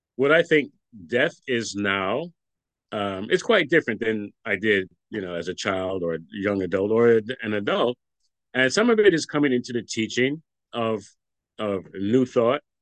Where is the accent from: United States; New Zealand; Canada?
United States; New York City, New York; I grew up in Brooklyn, New York. I'm I'm from Brooklyn, New York, and continue to live in Brooklyn, New York now